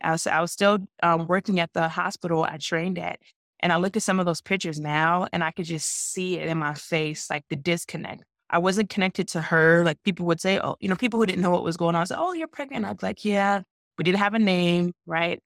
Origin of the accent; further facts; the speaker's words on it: Georgia, United States; I'm from Georgia